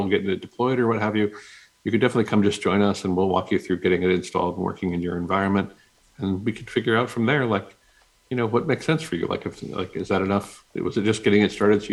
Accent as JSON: {"language": "English", "area": "Maui", "region": "Hawaii", "country": "United States", "tie": "born or raised there", "said": "I grew up in Maui, Hawaii"}